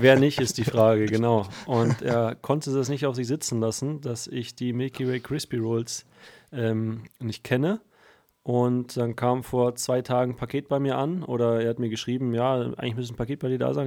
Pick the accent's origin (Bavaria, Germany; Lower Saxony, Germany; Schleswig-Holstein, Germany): Bavaria, Germany; ich komme aus Bayern in der Nähe des Waldes